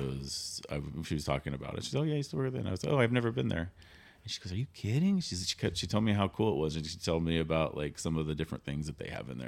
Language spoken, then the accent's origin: English; Sacramento, California, United States; also born or lived in Hawaii; now in Ventura County, United States; I grew up in Sacramento